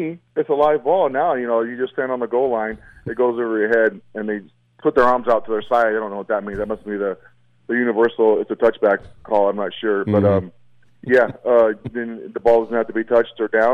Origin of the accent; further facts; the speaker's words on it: Lovington, New Mexico, United States; where I grew up in Lovington.